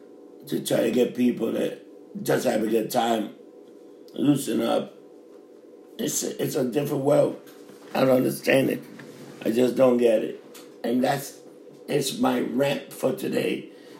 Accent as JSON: {"language": "English", "town": "New York City", "region": "New York", "country": "United States", "tie": "born or raised there", "said": "I grew up in Times Square, it was hooker, pimps"}